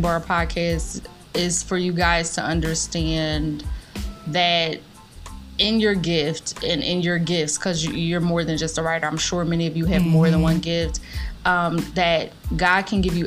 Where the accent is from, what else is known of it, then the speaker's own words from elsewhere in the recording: Philadelphia, Pennsylvania, United States; accent: Philly; moved away as an adult; also born or lived in Atlanta / South Korea; I love Philadelphia. It is my hometown